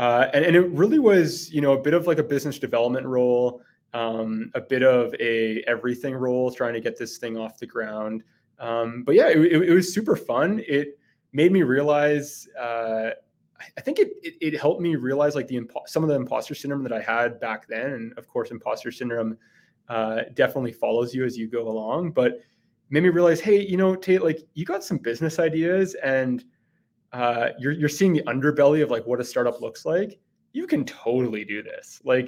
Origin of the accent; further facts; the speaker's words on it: Vancouver Island, British Columbia, Canada; moved away as an adult; also born or lived in Hong Kong; now in Calgary, Canada; So originally, I'm from Vancouver Island. Attended the University of Victoria and went to Hong Kong on what was like a exchange program, I guess, for a semester.